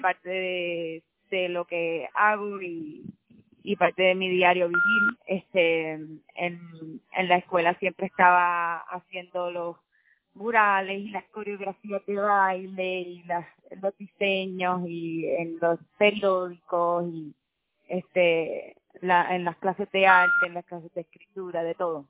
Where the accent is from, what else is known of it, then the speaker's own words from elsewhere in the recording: Puerto Rico; moved away as an adult; also born or lived in New York; como puertorriqueños vivimos en una isla